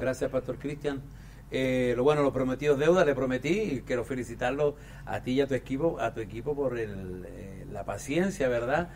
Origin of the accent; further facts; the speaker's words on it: Chile; yo soy andino de Chile